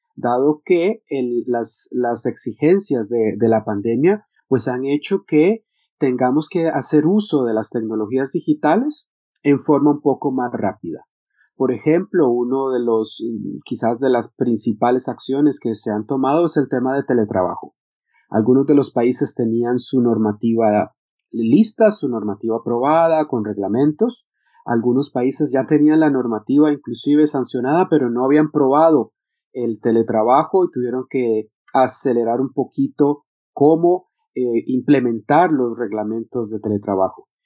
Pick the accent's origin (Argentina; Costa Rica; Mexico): Costa Rica; yo que soy de Costa Rica